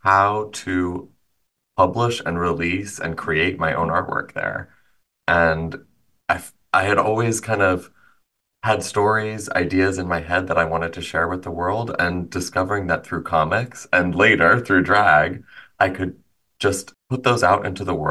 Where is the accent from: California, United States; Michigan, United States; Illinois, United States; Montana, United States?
Illinois, United States; moved away as an adult; also born or lived in White River Junction, Vermont; my hometown in Illinois